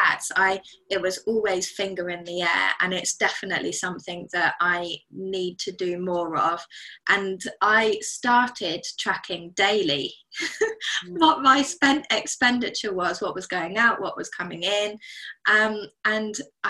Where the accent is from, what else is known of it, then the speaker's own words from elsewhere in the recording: United Kingdom; As a British citizen